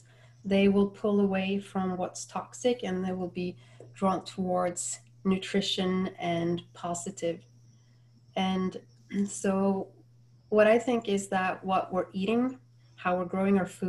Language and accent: English; Norway; now in Florida, United States; I'm from Norway and currently living in Florida